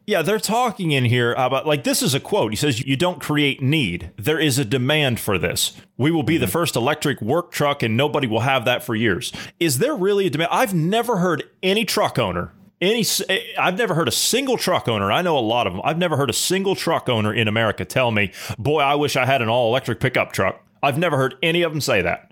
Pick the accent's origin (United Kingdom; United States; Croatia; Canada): United States; I'm an American